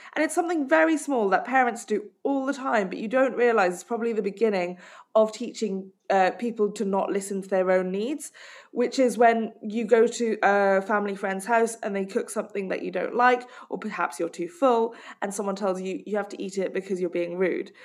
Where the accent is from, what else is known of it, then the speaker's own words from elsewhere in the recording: Hong Kong; I grew up in Hong Kong